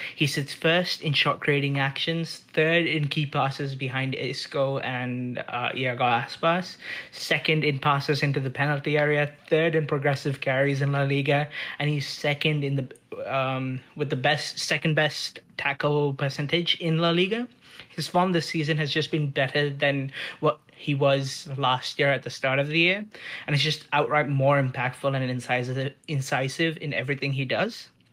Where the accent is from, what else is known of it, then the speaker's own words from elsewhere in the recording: India; now in Toronto, Canada; I'm from India and I'm sending this in from Toronto.